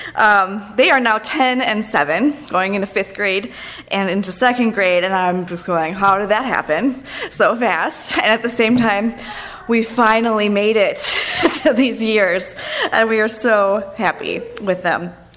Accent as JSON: {"language": "English", "region": "Minnesota", "country": "United States", "also_born_or_lived": "Denver, Colorado", "said": "I'm from Minnesota"}